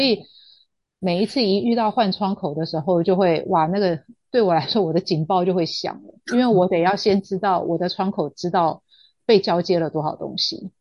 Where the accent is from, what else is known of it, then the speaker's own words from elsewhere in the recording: Taiwan; 那我们台湾这边就是情敌法嘛